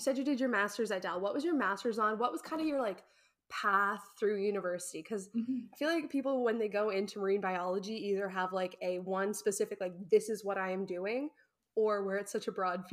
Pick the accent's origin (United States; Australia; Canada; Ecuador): Canada; New Brunswick; I'm from New Brunswick